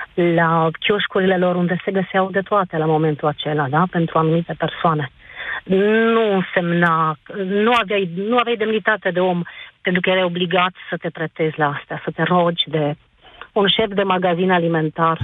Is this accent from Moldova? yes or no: no; Sibiu, Sibiu County, Romania; sunt de la Sibiu